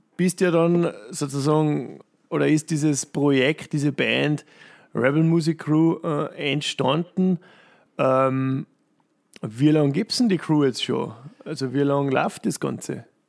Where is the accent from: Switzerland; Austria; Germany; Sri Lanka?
Austria; Tyrol; Bei uns in Tirol